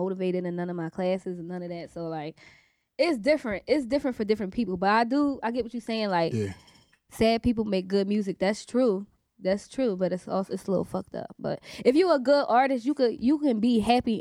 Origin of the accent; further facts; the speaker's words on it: Philadelphia, Pennsylvania, United States; also born or lived in Uptown, Philadelphia; We from North. I'm from North